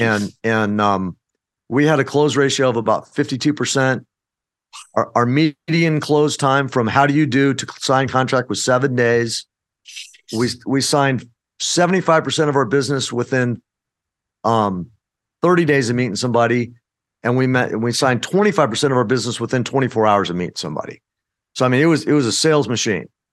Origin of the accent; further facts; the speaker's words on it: Phoenix, Arizona, United States; I was born and raised in Phoenix, Arizona